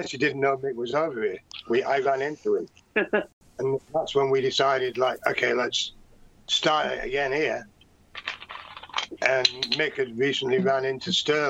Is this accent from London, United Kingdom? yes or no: no; Manchester, North West England, United Kingdom; moved away as an adult; also born or lived in Stockport; now in Los Angeles, United States; I was born in Fallowfield.